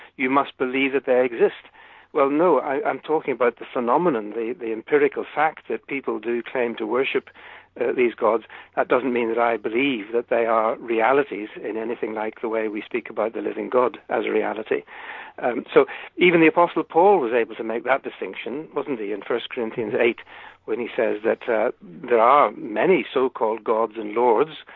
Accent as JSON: {"language": "English", "country": "United Kingdom", "said": "I'm British"}